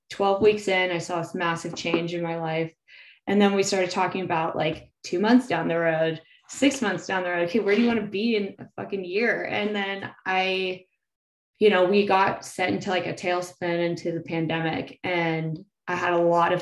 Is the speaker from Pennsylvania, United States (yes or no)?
no; Salinas, California, United States; now in San Diego, United States; … and I grew up together in Salinas, so hometown buddies